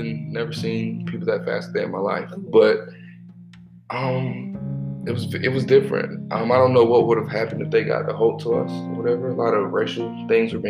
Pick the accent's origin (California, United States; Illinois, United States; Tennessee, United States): Illinois, United States; Chicago; also born or lived in Atlanta, Georgia; now in Georgia, United States; I'm originally from Chicago, Southside